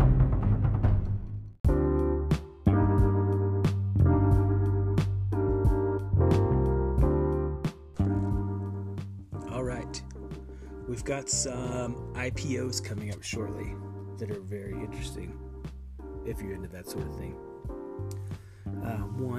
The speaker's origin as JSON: {"language": "English", "town": "Ogden", "region": "Utah", "country": "United States", "tie": "born or raised there", "said": "my hometown, Ogden, Utah"}